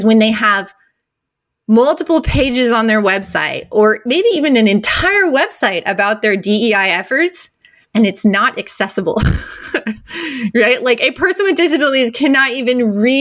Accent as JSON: {"language": "English", "region": "Iowa", "country": "United States", "tie": "born or raised there", "also_born_or_lived": "New Hampshire / Nantucket Island, Massachusetts / Wyoming", "moved": "yes", "lives_now": "Austin area, Texas, United States", "said": "I was born in New Hampshire, but I mostly grew up in Iowa, so kind of a Midwestern girl"}